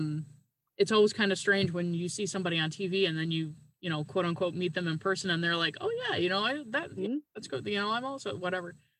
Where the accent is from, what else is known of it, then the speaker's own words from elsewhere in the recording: Newfoundland and Labrador, Canada; now in Wisconsin, United States; I'm currently living in Wisconsin, but I'm originally from Newfoundland in Canada